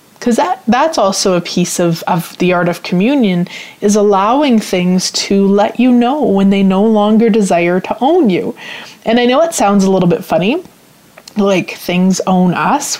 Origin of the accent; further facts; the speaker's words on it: Canada; I'm Canadian, in case you don't know. A lot of people assume I'm American, but I'm actually Canadian